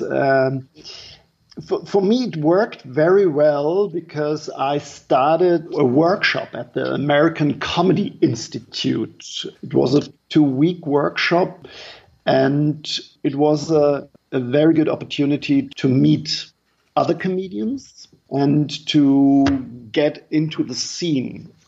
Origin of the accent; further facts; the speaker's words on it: Germany; English is a second language; moved away as an adult; now in New York City, United States; I'm from Germany. I'm a German comedian